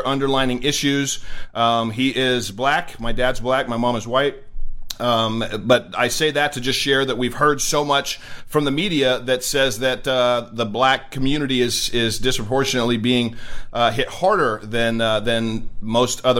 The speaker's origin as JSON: {"language": "English", "town": "Redding", "region": "California", "country": "United States", "tie": "born or raised there", "moved": "yes", "said": "my hometown of Redding, California"}